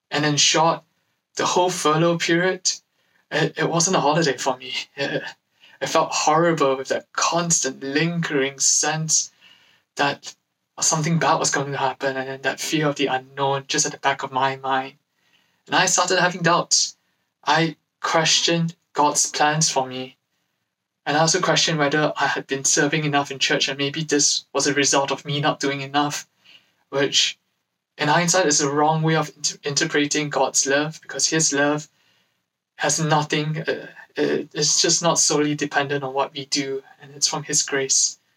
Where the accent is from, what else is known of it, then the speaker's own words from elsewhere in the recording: London, United Kingdom; I'm from Acts London